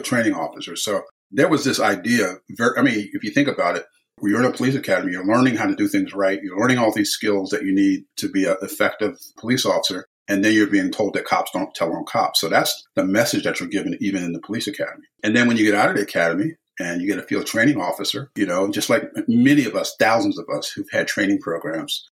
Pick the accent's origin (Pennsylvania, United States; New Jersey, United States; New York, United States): Pennsylvania, United States; Philadelphia; growing up in Philadelphia during the era that I did